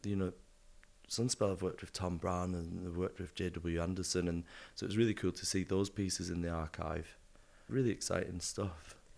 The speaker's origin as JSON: {"language": "English", "region": "the north of England", "country": "United Kingdom", "accent": "northern", "moved": "as an adult", "lives_now": "London, United Kingdom", "said": "obviously I'm from up north, hence my accent"}